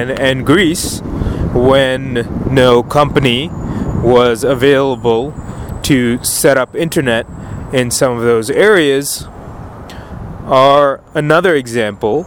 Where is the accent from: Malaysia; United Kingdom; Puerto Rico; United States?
Malaysia; Penang; my hometown of Penang, Malaysia